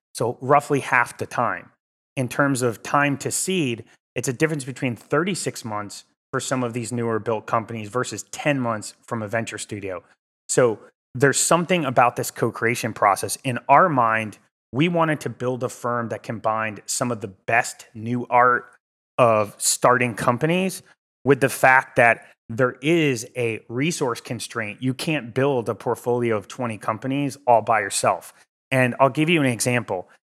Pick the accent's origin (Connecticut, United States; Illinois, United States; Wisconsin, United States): Connecticut, United States; Cheshire; moved away as an adult; also born or lived in Los Angeles, California; I grew up in New Haven, Connecticut, in a small town called Cheshire.